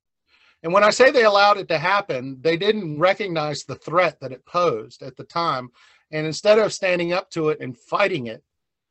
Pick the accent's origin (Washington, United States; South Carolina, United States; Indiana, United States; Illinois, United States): South Carolina, United States; moved away as an adult; also born or lived in Arizona / Boone, North Carolina; now in North Carolina, United States; I'm originally born and raised in South Carolina